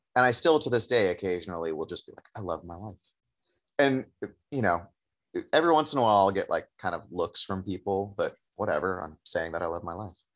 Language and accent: English; Oakland, California, United States; having it be in my hometown, you know, I'm, I, I know that I'm incredibly privileged to be able to buy a home in Oakland